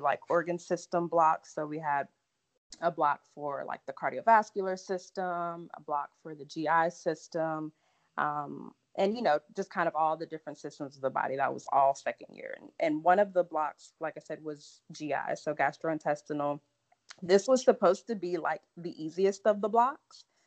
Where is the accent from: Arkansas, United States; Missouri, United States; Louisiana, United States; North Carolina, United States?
Louisiana, United States; Lake Charles; moved away as an adult; also born or lived in Galveston, Texas / Memphis, Tennessee; now in Dallas, United States; I'm from Lake Charles, and Lake Charles, for anybody that's kind of familiar with Louisiana, is literally like 30 minutes from the border of Texas